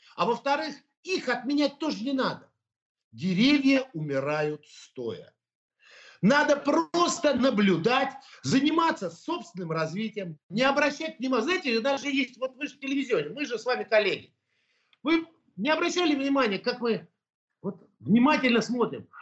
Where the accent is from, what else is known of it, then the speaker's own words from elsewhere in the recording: Russia; я русский человек. Это говорю всегда и громко. Я армянин этнический, но я русский человек